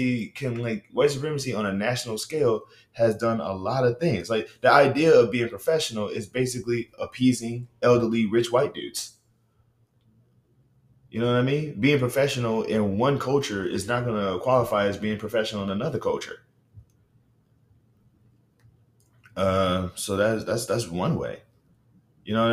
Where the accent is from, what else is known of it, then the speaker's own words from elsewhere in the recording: Baton Rouge, Louisiana, United States; I'm from Baton Rouge, Louisiana